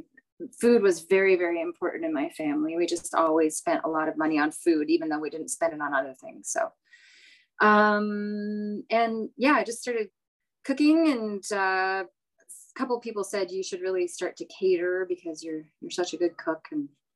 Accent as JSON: {"language": "English", "town": "Prince George", "region": "British Columbia", "country": "Canada", "tie": "born or raised there", "also_born_or_lived": "Ottawa area", "moved": "yes", "lives_now": "Carleton Place, Canada", "said": "I grew up in Prince George, BC. My parents and I moved out there in 1973 from the Ottawa area."}